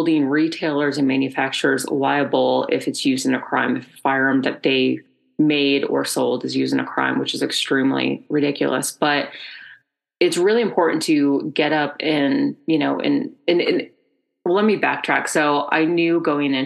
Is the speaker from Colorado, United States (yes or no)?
yes; Colorado, United States; I'm from Colorado, I'm a native